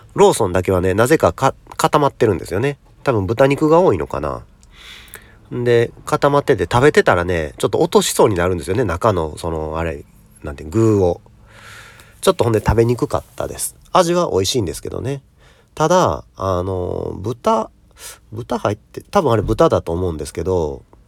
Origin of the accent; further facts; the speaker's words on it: Kansai, Japan; 僕もまあ関西出身